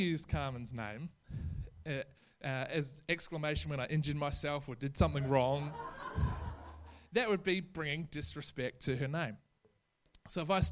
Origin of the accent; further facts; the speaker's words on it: New Zealand; now in Australia; I'm a New Zealand citizen. I'm not Australian